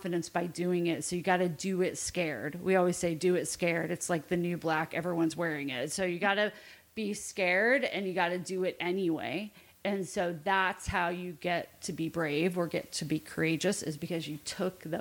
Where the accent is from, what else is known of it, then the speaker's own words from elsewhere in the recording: Indianapolis, Indiana, United States; I grew up in Indianapolis, big Catholic family, and went to Indiana University